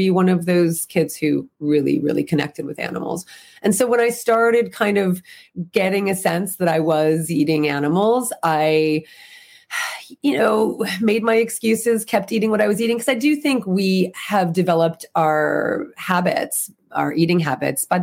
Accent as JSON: {"language": "English", "region": "New Jersey", "country": "United States", "tie": "born or raised there", "moved": "as an adult", "lives_now": "California, United States", "said": "So I grew up in the East Coast, grew up in New Jersey, and I've been in California 24, 25 years."}